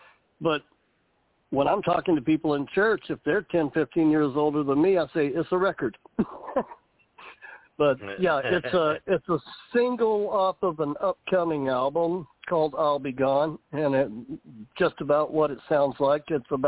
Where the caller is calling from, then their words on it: Savannah, Georgia, United States; I am calling in from Savannah, Georgia, right here on the coast of the Atlantic.